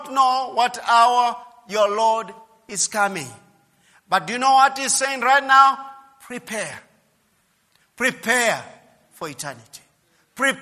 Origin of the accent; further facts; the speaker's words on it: Kenya